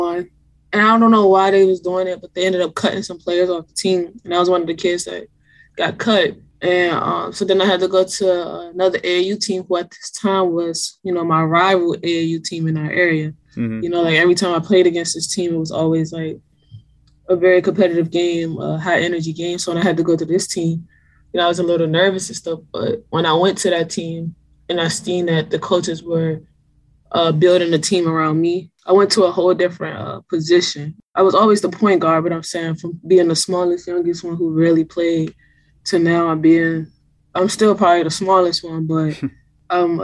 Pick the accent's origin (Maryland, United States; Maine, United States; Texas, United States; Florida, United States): Maryland, United States; District Heights; I grew up in District Heights, Maryland, but a lot of people probably would know that better if I just say Prince George's County, Maryland